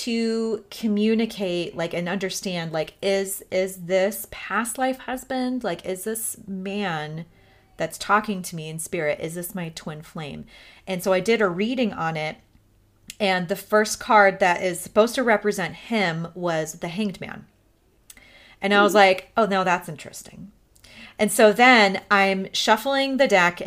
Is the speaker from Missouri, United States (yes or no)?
yes; Missouri, United States; I was born in Missouri